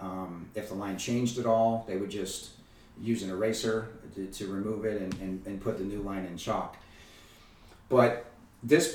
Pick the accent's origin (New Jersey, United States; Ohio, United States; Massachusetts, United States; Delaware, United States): Ohio, United States; Cincinnati; I grew up in Cincinnati